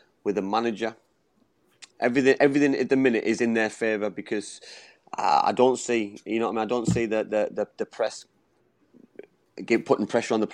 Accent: England, United Kingdom; I'm born and bred in England

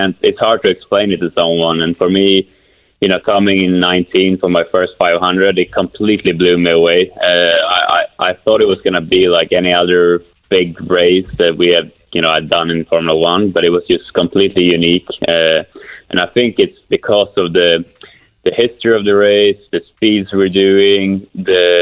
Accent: Kumla, Örebro County, Sweden; moved away; my hometown of Kumla, Sweden.

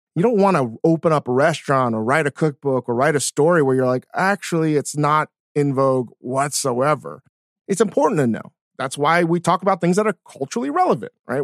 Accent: Virginia, United States; being born and raised in Virginia.

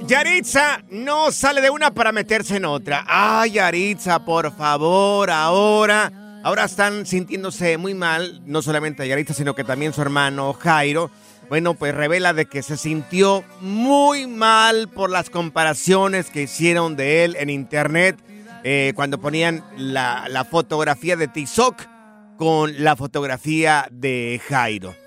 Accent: Mexico; soy de México

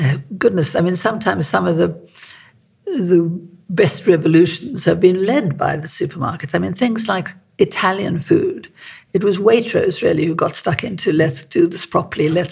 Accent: South Africa; also born or lived in Cotswolds; now in United Kingdom; I'm South African, you know. I was born in South Africa, and so I grew up

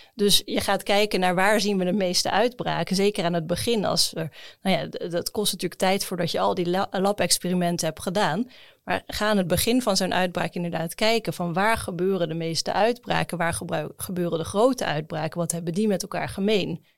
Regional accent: Netherlands; als Nederlander

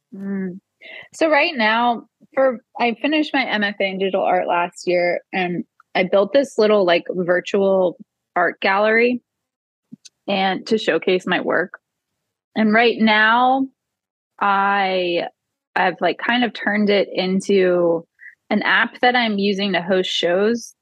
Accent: New Orleans, Louisiana, United States; growing up in New Orleans after Hurricane

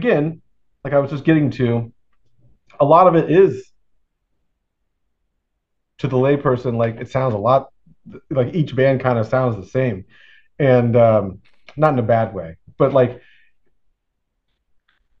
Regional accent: Florida, United States; I'm from Florida

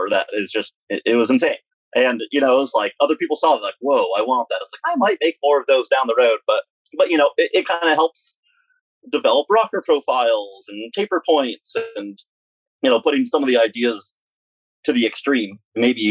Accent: Ithaca, New York, United States; now in Wyoming/Idaho area near the Tetons, United States; We were raised in Ithaca, New York, and we skied Greek Peak

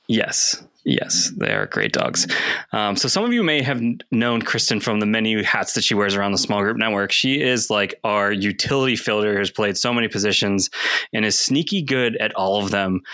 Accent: Greensburg, Pennsylvania, United States; moved away; I'm originally from Greensburg, Pennsylvania, which is about 30 miles east of Pittsburgh

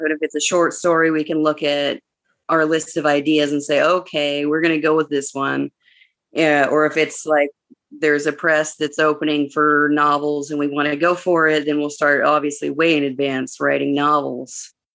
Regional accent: Arizona, United States; growing up in Arizona

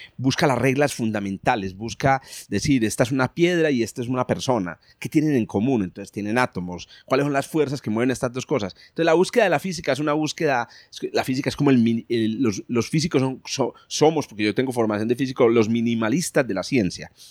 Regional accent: Paisa region, Antioquia, Colombia; accent: paisa; Los paisas somos, digamos, dicharacheros y somos y tenemos un, un lenguaje muy particular

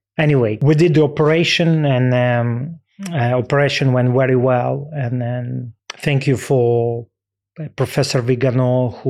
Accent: Ukraine; English is a second language; growing up in Ukraine and be part of the Dynamo Kyiv U team, and then I was big fan of Dynamo Kyiv.

